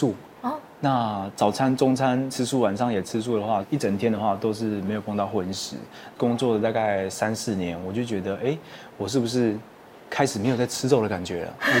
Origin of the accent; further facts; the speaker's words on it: Hualien County, Taiwan; 对，我是花莲人。